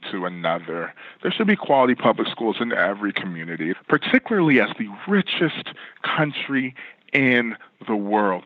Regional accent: California, United States; my home state in California

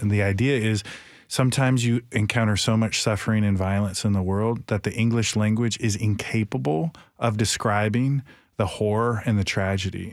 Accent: Michigan, United States; now in Nashville, United States; I grew up in Michigan

